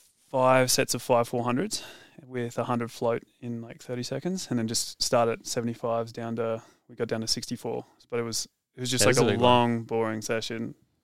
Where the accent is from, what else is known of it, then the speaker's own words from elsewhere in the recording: Dalby, Queensland, Australia; moved away as an adult; also born or lived in Brisbane, Australia; now in Boulder, United States; A country boy. I'm from Dalby. It's like 3 hours inland from Brisbane. And then I went to school in Brisbane.